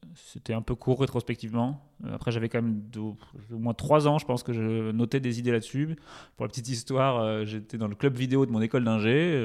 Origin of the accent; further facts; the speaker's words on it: Touraine, a small town near Tours, Centre-Val de Loire, France; moved away; also born or lived in Paris; j'ai grandi en Touraine, du coup, dans une petite ville à côté de Tours